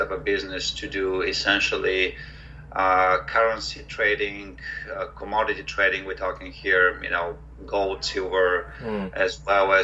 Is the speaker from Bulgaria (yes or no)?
yes; Bulgaria; moved away as an adult; also born or lived in New York, United States; now in United States; I'm originally from Bulgaria, came to the States for college back in 1992